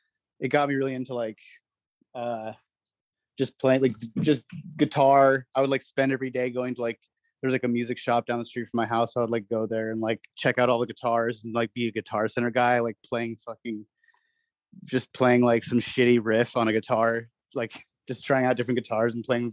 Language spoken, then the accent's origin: English; Manhattan, New York, United States; born there; also born or lived in New Jersey; I was born in Manhattan, and then I lived in New Jersey for the first few years of my life, and then I actually grew up overseas mostly